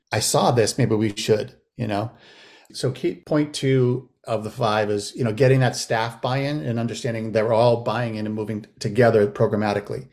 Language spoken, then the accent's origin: English; Massachusetts, United States; also born or lived in Los Angeles, California / Lenox, Massachusetts; now in St. Louis, United States; I moved back to Massachusetts, uh, where I grew up, where I was born and raised in Massachusetts